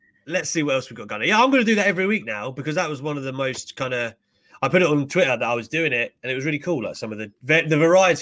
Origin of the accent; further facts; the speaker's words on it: United Kingdom; as a Brit